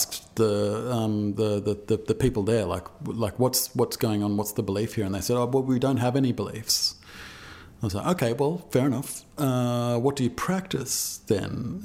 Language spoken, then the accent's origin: English; Australia; accent: Australian; That's my Australian accent